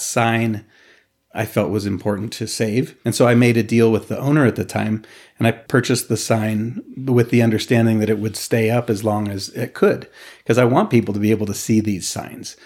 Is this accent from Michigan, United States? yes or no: no; Reno, Nevada, United States; born or raised there